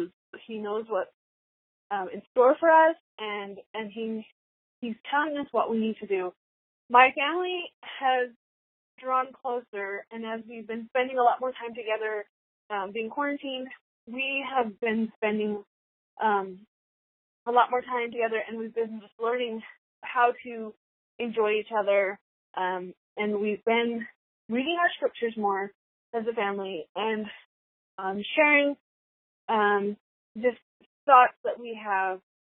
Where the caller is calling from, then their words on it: Utah, United States; I'm calling from West Oregon, Utah.